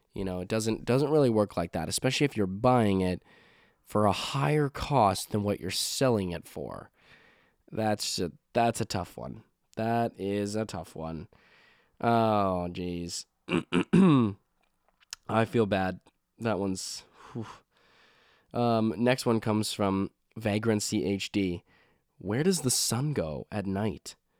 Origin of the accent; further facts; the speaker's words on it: Saskatchewan, Canada; now in Nova Scotia, Canada; I'm from a province called Saskatchewan